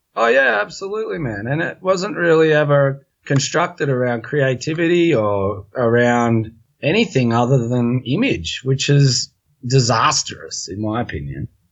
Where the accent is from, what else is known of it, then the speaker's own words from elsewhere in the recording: Australia; We're from Australia and it's always sort of driven down your throat as an Aussie when you grow up